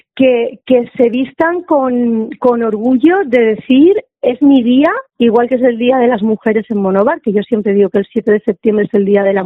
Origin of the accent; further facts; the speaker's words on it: interior of Alicante, Valencian Community, Spain; soy del interior de Alicante